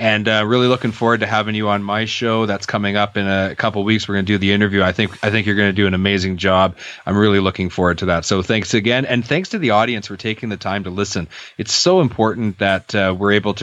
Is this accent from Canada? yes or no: yes; Canada; I'm Canadian